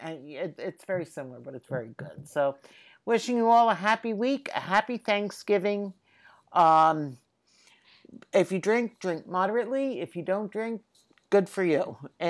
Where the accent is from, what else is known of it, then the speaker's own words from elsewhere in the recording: Philadelphia, Pennsylvania, United States; Since I am Philadelphian